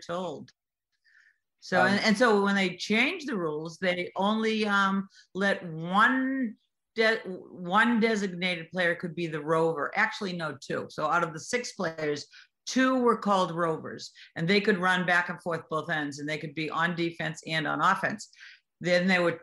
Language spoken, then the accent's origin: English; Boston, Massachusetts, United States; I was born in Boston, Massachusetts